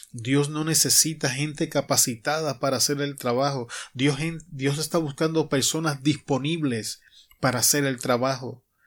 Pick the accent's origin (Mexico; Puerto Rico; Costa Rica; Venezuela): Puerto Rico; moved away as an adult; now in Arizona, United States; mi tierra natal, en Puerto Rico